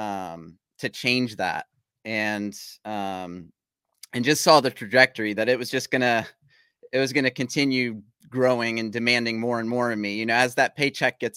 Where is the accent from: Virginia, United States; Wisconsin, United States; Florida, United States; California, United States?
Virginia, United States; Virginia Beach; I'm born and raised in Virginia Beach, Chesapeake area